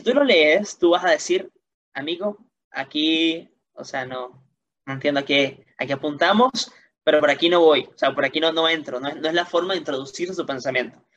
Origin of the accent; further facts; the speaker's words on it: Venezuela; como niño venezolano, como adolescente